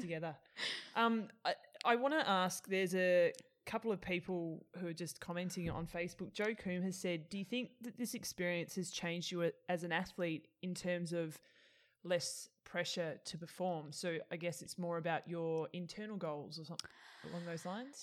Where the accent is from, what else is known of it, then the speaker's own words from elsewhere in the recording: Australia; I'm Australian